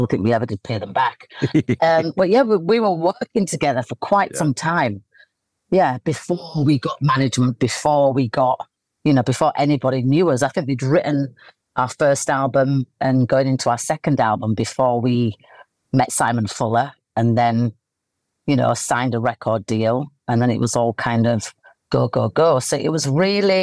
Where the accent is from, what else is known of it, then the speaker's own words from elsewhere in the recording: Leeds, Yorkshire and the Humber, United Kingdom; I'm in my hometown of Leeds, in the countryside with my dogs.